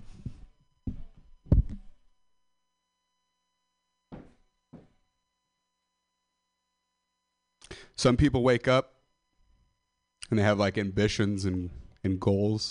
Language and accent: English; Stockton, California, United States; I'm from the Central Valley of California, Stockton, Modesto